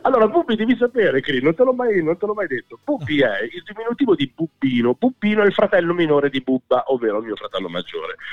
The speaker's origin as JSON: {"language": "Italian", "town": "Busto Arsizio", "region": "Lombardy", "country": "Italy", "tie": "born or raised there", "said": "Io sono nato a Busarsiccio, sì, sono nato settentrionale, mentre papà e mamma sono di un paese in provincia di Palermo"}